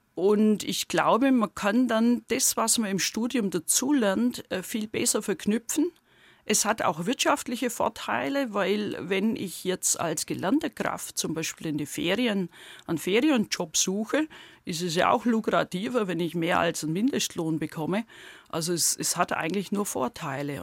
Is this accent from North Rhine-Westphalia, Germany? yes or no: no; Heidenheim district, between Heidenheim an der Brenz and Ulm, Baden-Württemberg, Germany; accent: Swabian; now in Güntersleben, Germany; Aus dem Landkreis Heidenheim und zwar aus dem südlichen Teil, so halbe Strecke zwischen Heidenheim an der Brenz und Ulm